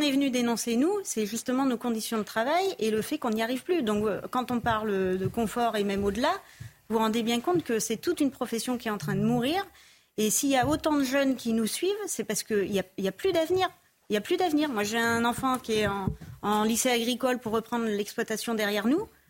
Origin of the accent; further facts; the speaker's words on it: Tours, Centre-Val de Loire, France; moved away; J'ai grandi à Tours, en plein centre-ville, dans un milieu plutôt aisé